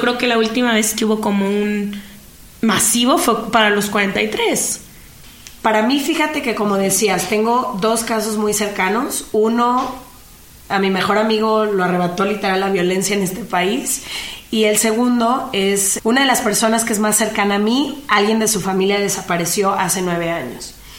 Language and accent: Spanish; Mexico; mi país